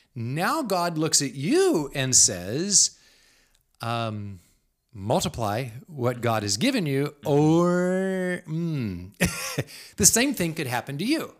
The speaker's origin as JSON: {"language": "English", "country": "United States", "said": "as an American"}